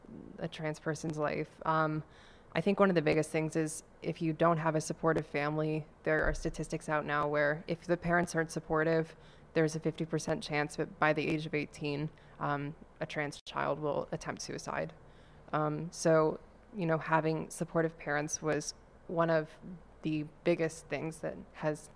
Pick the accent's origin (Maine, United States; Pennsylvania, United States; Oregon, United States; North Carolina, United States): Maine, United States; central; moved away as an adult; now in Boston, United States; I'm from Maine